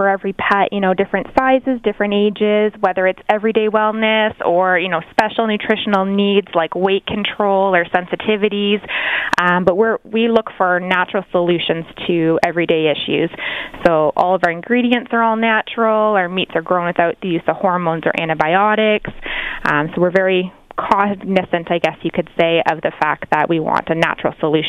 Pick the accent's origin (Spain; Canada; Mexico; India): Canada; we're very proud to be Canadian ourselves